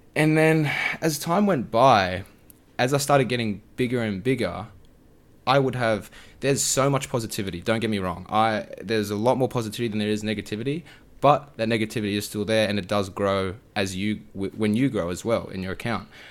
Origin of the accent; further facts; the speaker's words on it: Australia; being an Aussie creator